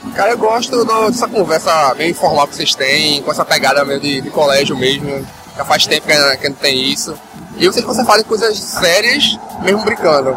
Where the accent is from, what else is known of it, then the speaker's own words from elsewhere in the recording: Recife, Pernambuco, Brazil; eu sou de Recife